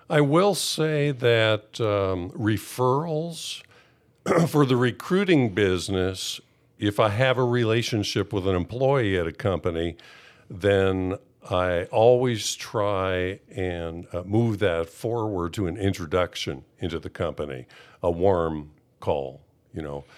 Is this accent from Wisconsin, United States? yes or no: yes; Wisconsin, United States; moved away as an adult; also born or lived in California; I grew up in Wisconsin, and, uh, when I was nineteen, I moved to California.